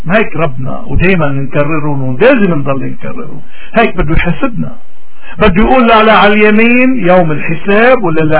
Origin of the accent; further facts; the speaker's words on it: Lebanon; نحن كلبنانيين نحن يمكن اكثر الناس بحاجة تنرجع لإيماننا